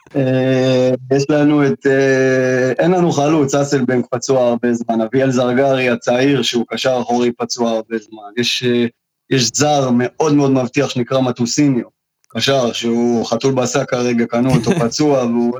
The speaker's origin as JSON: {"language": "Hebrew", "region": "Southern District", "country": "Israel", "said": "אני מושבניק מהדרום"}